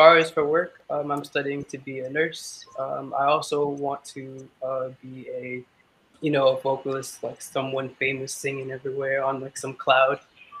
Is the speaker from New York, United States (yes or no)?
yes; New York City, New York, United States; also born or lived in Cambria Heights, Queens; I'm from Queens, New York. Okay, which part? Cambria Heights. I grew up in Far Rock, though.